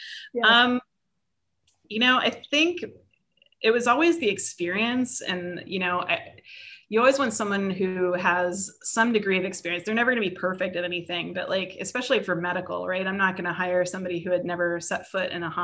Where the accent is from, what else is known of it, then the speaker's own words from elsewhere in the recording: United States; also born or lived in Pittsburgh; now in California, United States; I'm not bilingual, I'm an American. I only speak one language